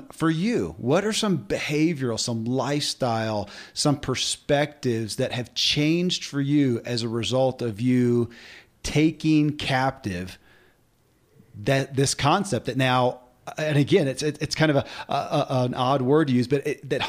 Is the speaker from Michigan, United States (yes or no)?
no; Kentucky, United States; born or raised there